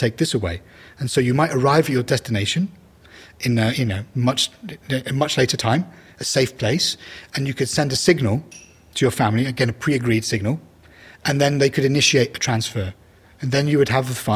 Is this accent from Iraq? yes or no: yes; Iraq; moved away; I'm originally from Iraq